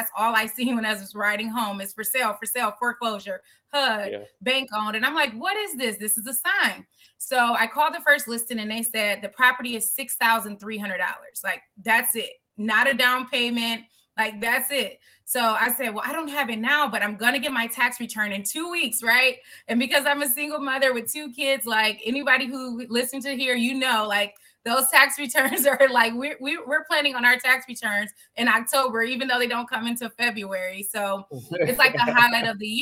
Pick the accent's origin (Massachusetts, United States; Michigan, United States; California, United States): Michigan, United States; Detroit; born and raised in Detroit, Michigan